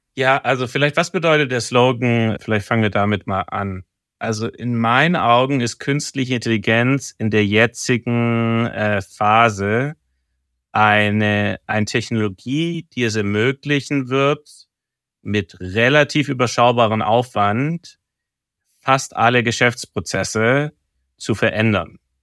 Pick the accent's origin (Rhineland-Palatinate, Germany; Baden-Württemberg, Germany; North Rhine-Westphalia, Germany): Baden-Württemberg, Germany; Stuttgart; now in Hamburg, Germany; meiner Heimatstadt